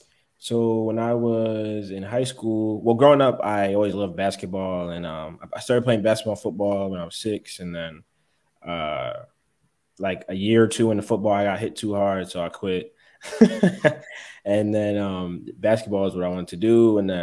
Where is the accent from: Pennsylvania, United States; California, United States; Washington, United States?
Pennsylvania, United States; Philadelphia; moved away as an adult; also born or lived in Springfield, Massachusetts / Boston; now in Atlanta, United States; I'm originally from Philadelphia, and then I went to college in Springfield, Massachusetts